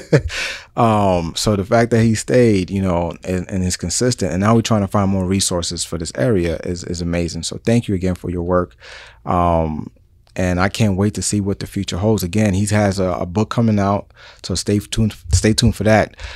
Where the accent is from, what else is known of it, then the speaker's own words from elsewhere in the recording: New York City, New York, United States; moved away; And I'm from New York City